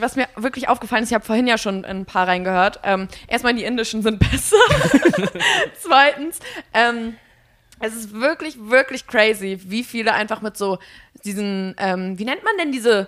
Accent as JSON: {"language": "German", "region": "Mecklenburg-Vorpommern", "country": "Germany", "said": "ich komme aus Mecklenburg"}